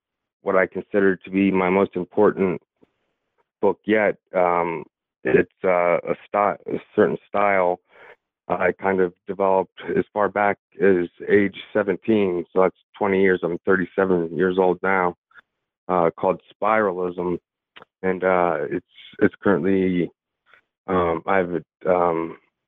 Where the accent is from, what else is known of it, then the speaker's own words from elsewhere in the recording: York, Pennsylvania, United States; I was born and raised in York, Pennsylvania